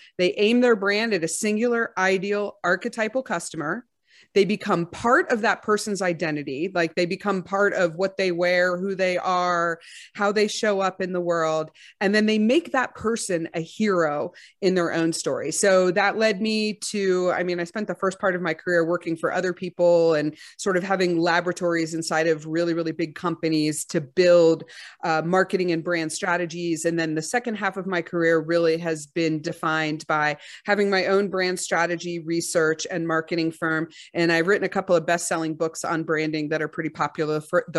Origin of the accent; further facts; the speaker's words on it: Texas, United States; I'm from Texas.